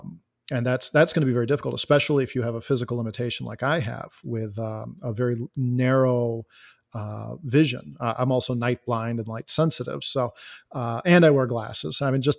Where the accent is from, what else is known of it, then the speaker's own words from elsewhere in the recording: Elgin, Illinois, United States; I am a software developer. I am from Elgin, Illinois.